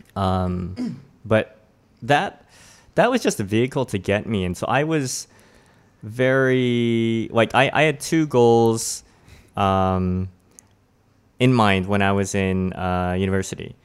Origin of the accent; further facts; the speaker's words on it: Toronto, Ontario, Canada; also born or lived in Richmond Hill; I grew up in Toronto